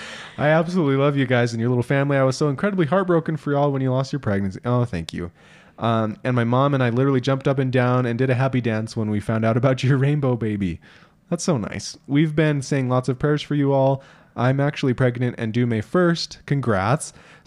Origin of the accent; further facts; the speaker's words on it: Iowa, United States; I grew up in Southeast Iowa, and we eat peanut butter sandwich on white bread dipped in our chili.